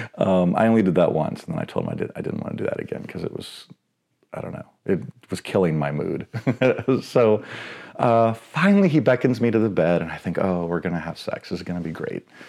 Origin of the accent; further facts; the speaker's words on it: Dallas, Texas, United States; now in Seattle, United States; I grew up in White Rock Lake, which is, like, central Dallas